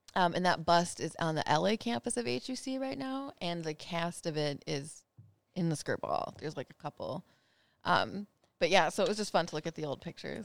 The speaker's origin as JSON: {"language": "English", "region": "Minnesota", "country": "United States", "said": "I'm from Minnesota"}